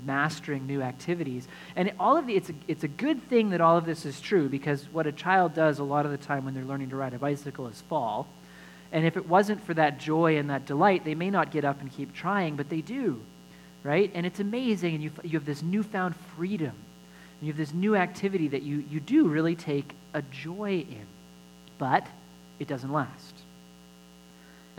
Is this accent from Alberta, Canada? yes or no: yes; Alberta, Canada; I grew up in Alberta, and they gave us our learner's licenses when we were 14